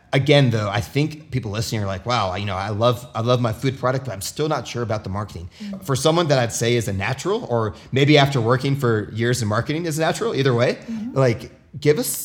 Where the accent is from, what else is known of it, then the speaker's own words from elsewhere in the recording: United States; growing up in the United States